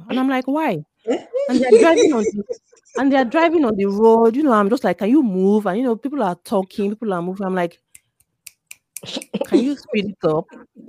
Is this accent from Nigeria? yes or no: yes; Ibadan, Oyo, Nigeria; now in Lagos, Nigeria; I'm born and raised in Ibadan